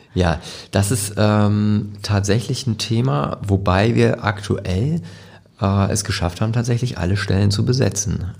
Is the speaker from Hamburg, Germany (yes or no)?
yes; Hamburg, Germany; also born or lived in Lübeck; Ich bin hier geboren und mhm. das ist meine Heimatstadt und ich, ich liebe Hamburg